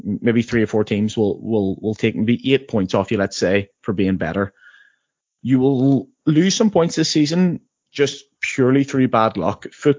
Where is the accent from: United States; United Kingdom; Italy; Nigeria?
United Kingdom; Northern Ireland; I had to learn this as a maths teacher in England, but I'm from Northern Ireland.